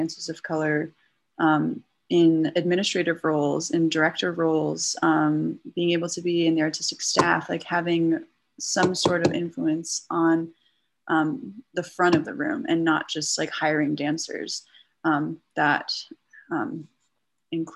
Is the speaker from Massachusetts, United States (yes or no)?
yes; Acton, Massachusetts, United States; moved away; also born or lived in New York City, New York / New Jersey; I grew up in Acton